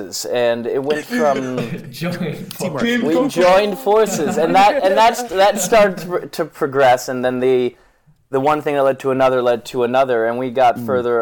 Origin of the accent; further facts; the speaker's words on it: Westport, Connecticut, United States; I'm from Westport, Connecticut